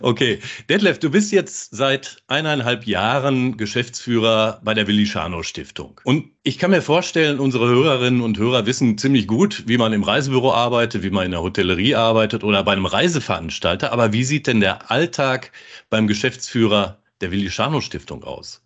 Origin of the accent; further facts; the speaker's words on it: Ruhr area, North Rhine-Westphalia, Germany; dass uns beiden nachgesagt wird, man höre, dass wir aus dem Ruhrgebiet kommen